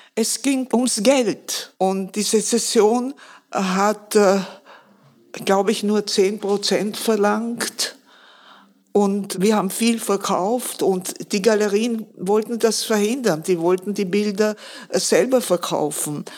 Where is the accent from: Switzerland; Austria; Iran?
Austria; Vienna; Ich bin 1933 geboren. Meine Kindheit habe ich im Zweiten Weltkrieg erlebt. Ich habe alle Bombenangriffe auf Wien erlebt